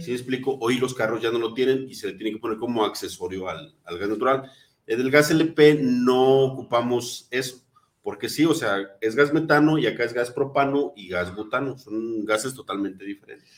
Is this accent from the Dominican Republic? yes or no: no; Mexico; Como buenos mexicanos